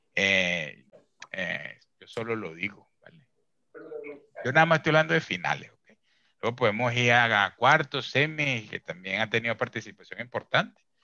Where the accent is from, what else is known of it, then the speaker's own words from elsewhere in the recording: Venezuela; como venezolano